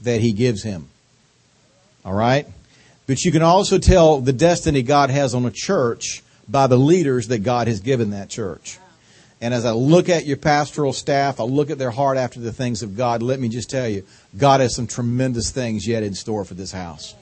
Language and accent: English; North Carolina, United States; accent: southern drawl; moved away as an adult; now in Washington, D.C., United States; I got this accent from living 45 years in North Carolina